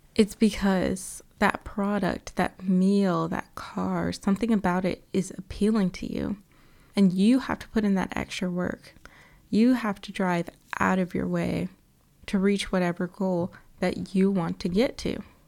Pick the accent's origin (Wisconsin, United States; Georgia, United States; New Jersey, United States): Georgia, United States; Atlanta; I was born and raised in Atlanta